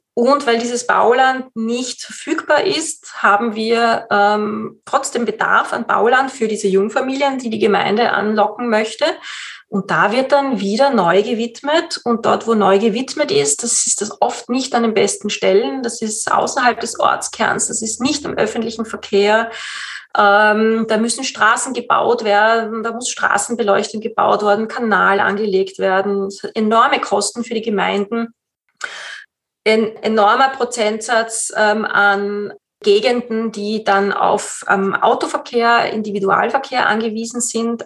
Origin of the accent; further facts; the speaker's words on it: Austria; bei uns in Österreich